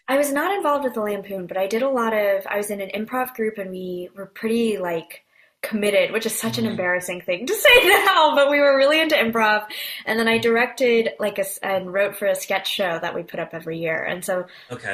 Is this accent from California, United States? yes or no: yes; Bay Area, Northern California, United States; moved away as an adult; also born or lived in Korea; now in Brooklyn, United States; Born and raised in the Bay Area